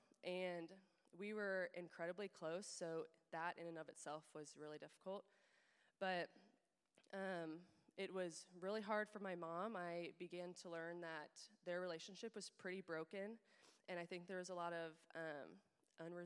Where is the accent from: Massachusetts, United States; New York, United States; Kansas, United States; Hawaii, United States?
Kansas, United States; Overland Park; I have been living in Kansas City the last couple years since graduating from KU, and I grew up in Overland Park, so have been in the area my whole life